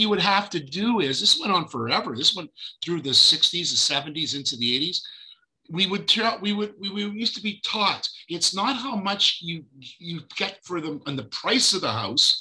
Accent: Fergus, Ontario, Canada; also born or lived in Israel; now in Toronto, Canada; Toronto, born in Fergus, Ontario

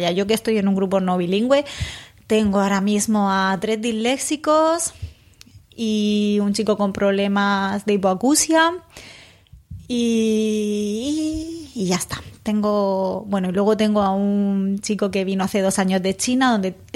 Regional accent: Spain; Es que no somos bilingües, es que por más que queramos no somos, somos españoles

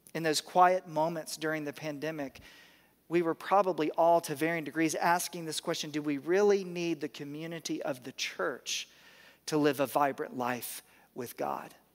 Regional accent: the South, United States; I'm from the South

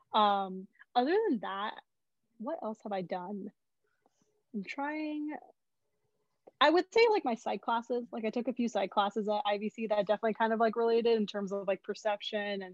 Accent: Southern California, United States; moved away as an adult; now in Berkeley, United States; I grew up and lived in SoCal all my life

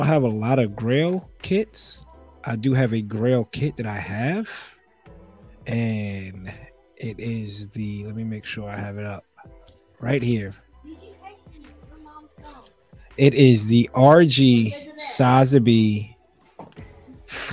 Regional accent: New York City, New York, United States; I'm from New York City

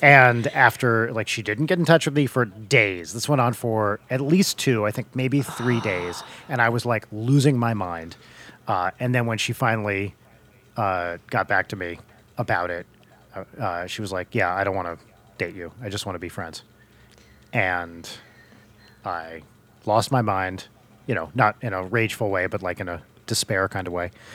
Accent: New Jersey, United States; I grew up in North Jersey

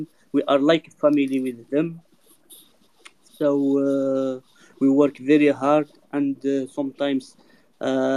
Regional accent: France; also born or lived in Dubai; I'm from France.

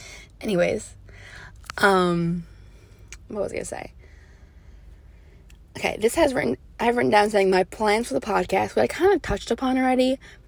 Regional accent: New York, United States; Like, my roommate's from Kentucky, Like, what? And I'm from New York.

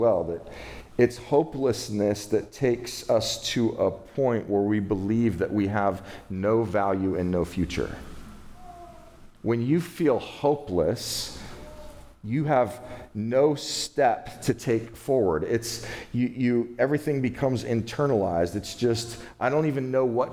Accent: California, United States; I'm from California

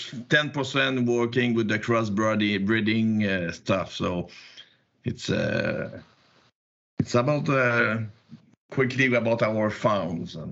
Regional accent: Quebec, Canada; accent: Quebec; English is a second language; I'm in Quebec, you probably see with my accent

